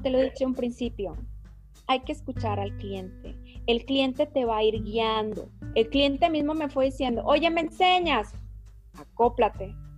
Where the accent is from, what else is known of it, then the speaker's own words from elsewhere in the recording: Mexico; como buena mexicana que soy